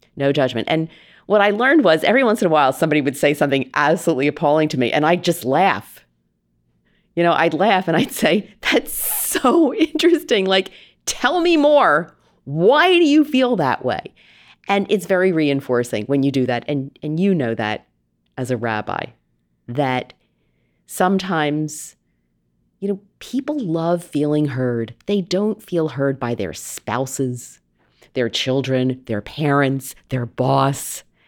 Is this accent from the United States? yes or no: yes; outside of Philadelphia, Pennsylvania, United States; moved away; also born or lived in New England; I grew up outside of Philadelphia, basically on the wrong side of the tracks